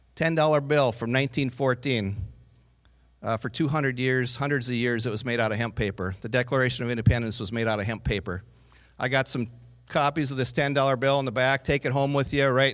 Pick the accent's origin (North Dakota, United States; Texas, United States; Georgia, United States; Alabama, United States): North Dakota, United States; Northwood; I grew up on a farm in Northwood, North Dakota, not far from here.